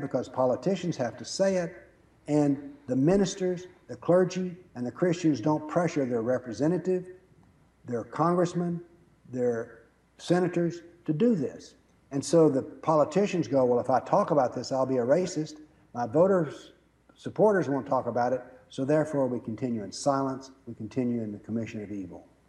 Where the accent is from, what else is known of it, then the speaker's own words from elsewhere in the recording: the South, United States; I was raised in the South